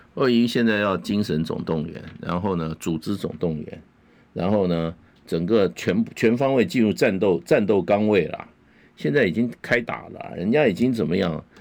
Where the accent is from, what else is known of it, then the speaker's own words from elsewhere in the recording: Taipei, Taiwan; 我在台北市从小长大，出生长在台北市